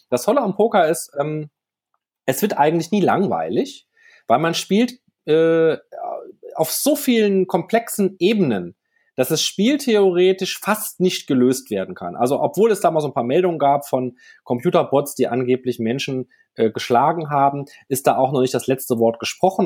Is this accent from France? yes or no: yes; France; moved away; nach Frankreich, wo ich herkomme ursprünglich